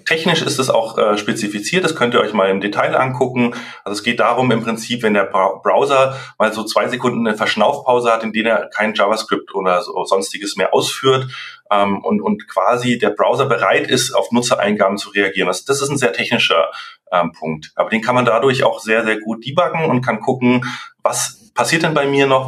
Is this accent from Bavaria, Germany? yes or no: yes; Munich, Bavaria, Germany; moved away as an adult; now in Franconia, Germany; ich bin ursprünglich aus München, aber jetzt seit sechs Jahren im schönen äh, ja, Franken gelandet